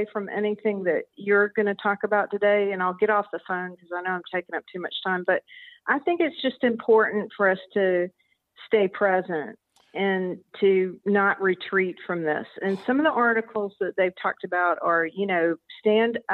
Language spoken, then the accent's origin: English; the South, United States; also born or lived in the West; I was born in the South and live in the South currently